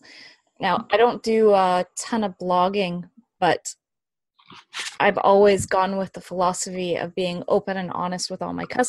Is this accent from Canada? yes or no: yes; Canada; moved away as an adult; now in Denmark; I grew up in Canada, so we learned a lot of British history